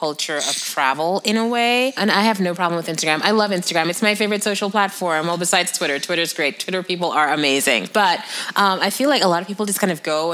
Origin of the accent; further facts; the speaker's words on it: New Jersey, United States; growing up in New Jersey